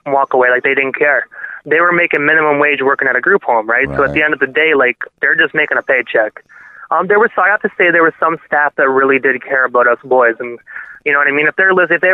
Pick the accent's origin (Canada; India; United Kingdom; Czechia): Canada; Brockville, Ontario; moved away as an adult; now in Prescott, Canada; it's my hometown, right? So it's where I was born